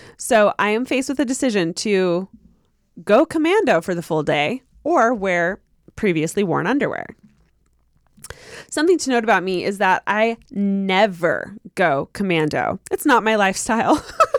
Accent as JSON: {"language": "English", "region": "Utah", "country": "United States", "said": "you can say my name. I'm from Utah."}